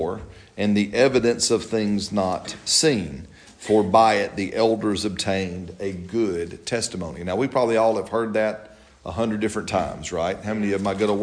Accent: Alabama, United States; I'm from Alabama

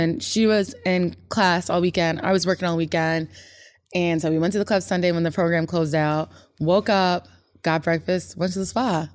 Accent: Chicago, Illinois, United States; I'm coming from the Midwest, I'm coming from Chicago, yeah, I'm a city girl

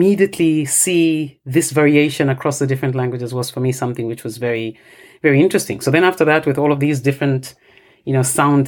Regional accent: Ndola, Copperbelt Province, Zambia; first language Bemba; English is a second language; moved away; Bemba is my native language and I sort of work in this area where Bemba is spoken. But I have grown up in a different area in the Copperbelt province, which is another area where, you know, Bemba is currently spoken now.

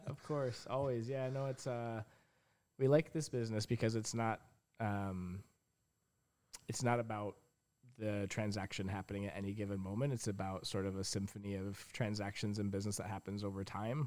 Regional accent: Grand Rapids, Michigan, United States; moved away as an adult; also born or lived in Toronto, Canada; now in Port Hope, Canada; I grew up in Grand Rapids, Michigan

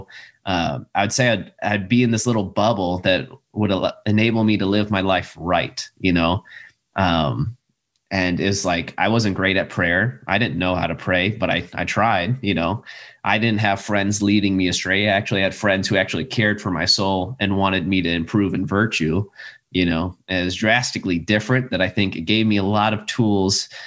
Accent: South Dakota, United States; moved away; I'm from South Dakota, and when I went to Catholic schools all the way up

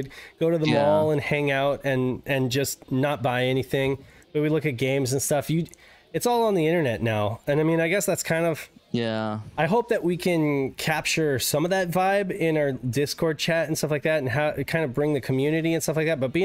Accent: Reno, Nevada, United States; I grew up in Reno. I grew up in Reno.

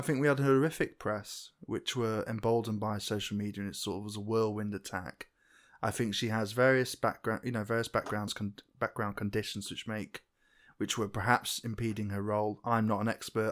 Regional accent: England, United Kingdom; I'm English

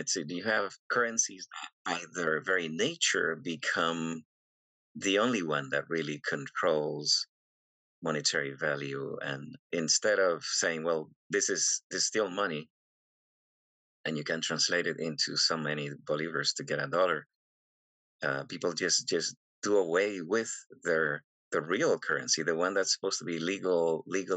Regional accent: Venezuela; moved away; I'm originally from Venezuela

